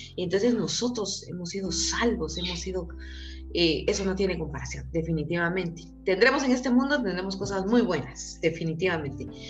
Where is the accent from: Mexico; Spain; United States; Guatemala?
Guatemala; Quetzaltenango; soy guatemalteca, nacida en Quetzaltenango